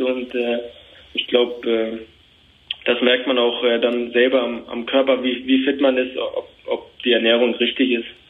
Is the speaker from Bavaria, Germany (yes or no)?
yes; Nuremberg, Bavaria, Germany; also born or lived in Fürth; ich bin in Nürnberg geboren